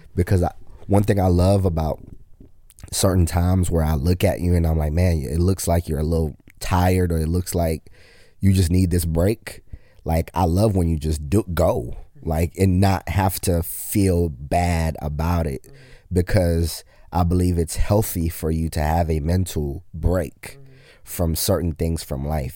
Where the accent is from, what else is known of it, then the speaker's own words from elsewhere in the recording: Kenya; I'm Kenyan